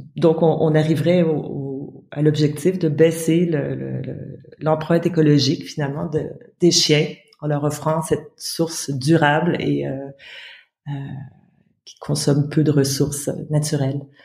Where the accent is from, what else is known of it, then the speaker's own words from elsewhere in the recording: Ottawa, Ontario, Canada; moved away; also born or lived in Mauritania / France; je suis née au Canada, à Ottawa, la capitale du Canada